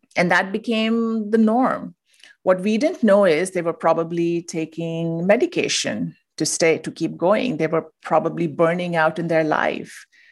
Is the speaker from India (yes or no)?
yes; India; moved away as an adult; now in United States; I'm originally from India. I moved to the U S